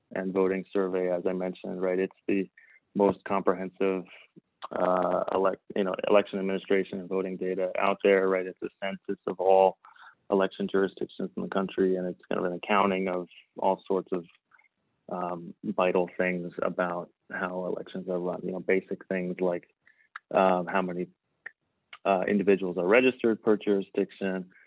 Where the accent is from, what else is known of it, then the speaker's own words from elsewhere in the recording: Spokane, Washington, United States; moved away; growing up in Spokane, Washington